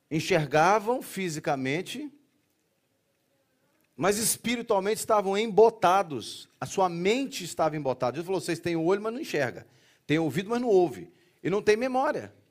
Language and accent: Portuguese; Brazil; Ou seja, temos uma igreja multicultural né, aqui, nesse espaço. Mas, majoritariamente, somos brasileiros.